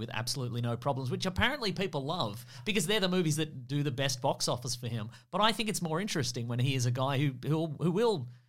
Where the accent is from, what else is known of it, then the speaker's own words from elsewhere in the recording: United Kingdom; I'm British.